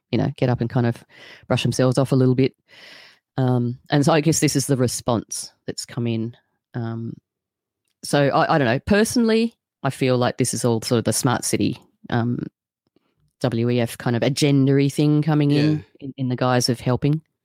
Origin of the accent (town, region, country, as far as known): Australia